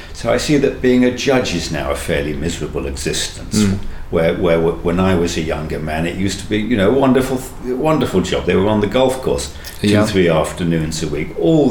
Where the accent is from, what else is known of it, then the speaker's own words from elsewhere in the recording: Manchester, North West England, United Kingdom; I'm from Manchester